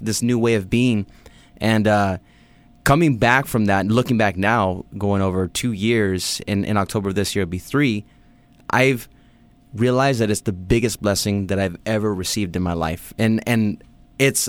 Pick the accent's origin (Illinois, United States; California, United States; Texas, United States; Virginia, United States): California, United States; Los Angeles; growing up in L.A. and the West Coast